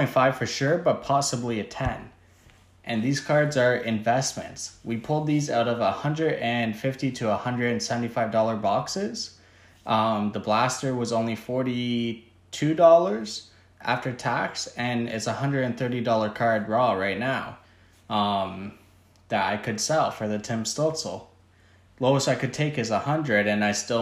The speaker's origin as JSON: {"language": "English", "country": "Canada", "said": "I'm from Canada"}